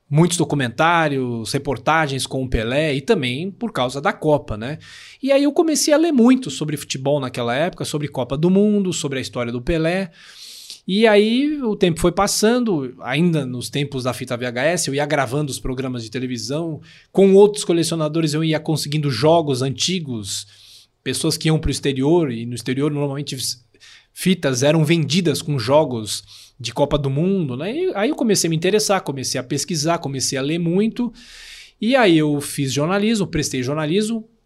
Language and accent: Portuguese; São Paulo, Brazil; Sou de São Paulo, capital. Nasci em São Paulo, aqui na região da Bela Vista.